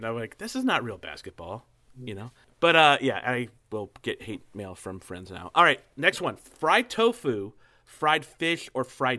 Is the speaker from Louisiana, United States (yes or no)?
yes; New Orleans, Louisiana, United States; I grew up in New Orleans